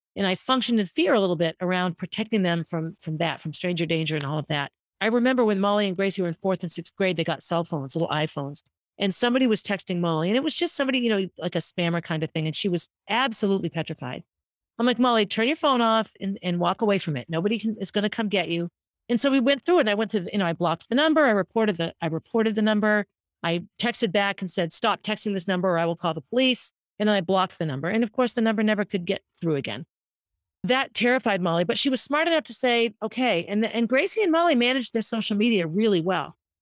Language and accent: English; Concord, United States; I lived on Essex Street growing up in Concord